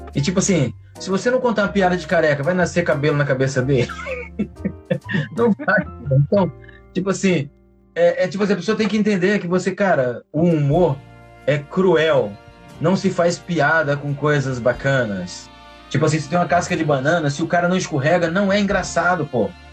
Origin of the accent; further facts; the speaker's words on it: interior of Ceará, Brazil; now in Rio de Janeiro, Brazil; eu sou do interior do Ceará